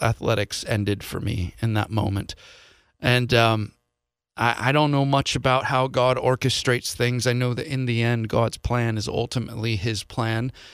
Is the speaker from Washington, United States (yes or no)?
yes; Seattle, Washington, United States; moved away as an adult; also born or lived in Ireland; I'm from the Seattle area